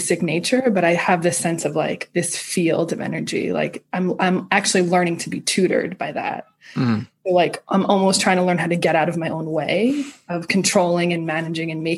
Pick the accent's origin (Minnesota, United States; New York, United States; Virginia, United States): New York, United States; outside of; I grew up in outside of New York.